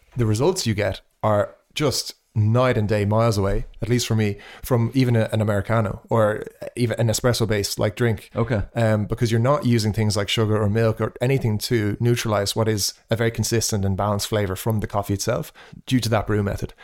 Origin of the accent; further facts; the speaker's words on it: Ireland; me being Irish